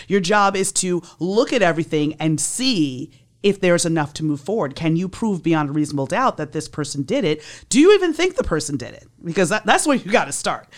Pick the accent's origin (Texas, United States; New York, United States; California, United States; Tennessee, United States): New York, United States; moved away as an adult; now in Miami, United States; I was born and raised in New York. I came down here in nineteen ninety-seven to work for the state attorney's office.